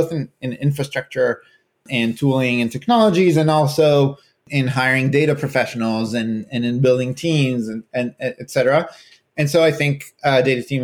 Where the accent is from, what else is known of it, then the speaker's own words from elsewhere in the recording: Israel; moved away as an adult; now in California, United States; I'm originally from Israel, but I've been living in California for the last 12 years or so